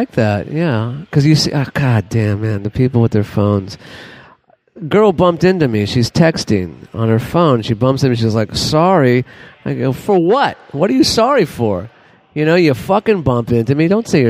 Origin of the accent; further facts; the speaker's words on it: Dallas, Texas, United States; Yeah, I'm from Dallas, Fort Worth, Texas.